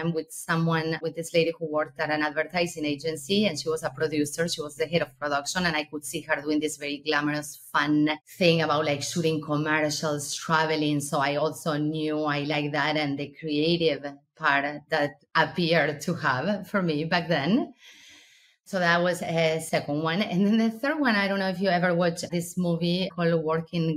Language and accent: English; Argentina; moved away; I'm originally from Argentina